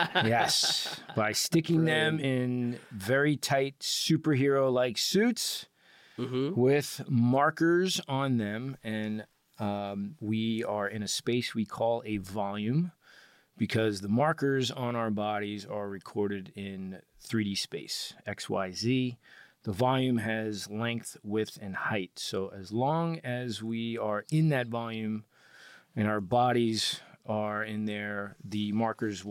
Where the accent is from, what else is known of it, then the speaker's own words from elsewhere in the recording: Long Island, New York, United States; I grew up in Long Island, New York, Strong Island